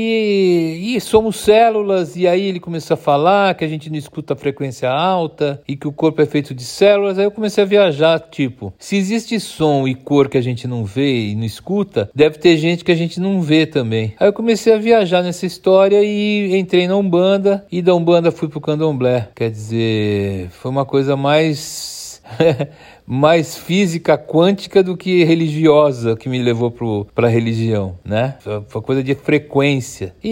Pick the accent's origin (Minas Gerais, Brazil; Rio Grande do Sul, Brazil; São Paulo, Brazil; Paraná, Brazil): São Paulo, Brazil; born there; A cidade que eu nasci foi São Miguel Paulista, mas é São Paulo, né? Nasci em São Paulo e eu escolhi viver em São Paulo, mas eu já vivi em vários lugares.